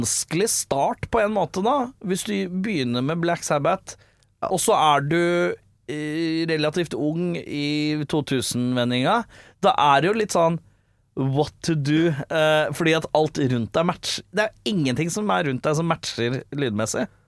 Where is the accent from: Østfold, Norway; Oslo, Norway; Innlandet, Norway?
Oslo, Norway; Jeg som Lambertseter-gutt